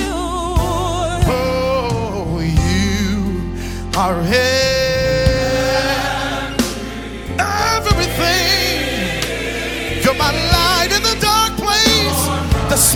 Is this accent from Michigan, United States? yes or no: yes; Detroit, Michigan, United States; I'm from Detroit